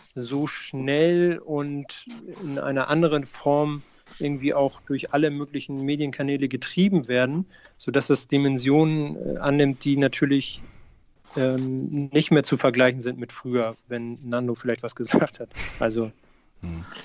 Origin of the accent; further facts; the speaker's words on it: Hamburg, Germany; Ich bin in Hamburg geboren